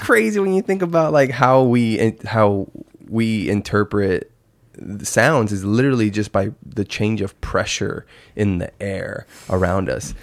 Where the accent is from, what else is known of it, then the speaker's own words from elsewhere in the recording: Yuma, Arizona, United States; moved away as an adult; also born or lived in Phoenix area, Arizona; I'm from Yuma, that's three hours away, and it's like, I've probably been home fifteen times since I moved up to the valley